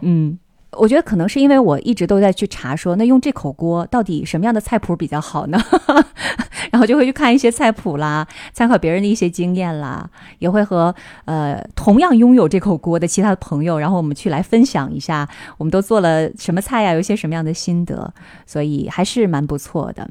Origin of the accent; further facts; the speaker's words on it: Northeast China, China; 因为我们东北人嘛